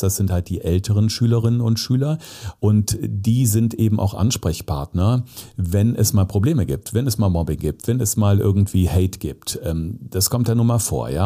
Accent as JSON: {"language": "German", "region": "North Rhine-Westphalia", "country": "Germany", "tie": "born or raised there", "also_born_or_lived": "Zeeland (summer holidays)", "said": "Also ich bin äh, auf dem Dorf groß geworden als Kind, also oder auf dem Land am Niederrhein, unweit der niederländischen Grenze"}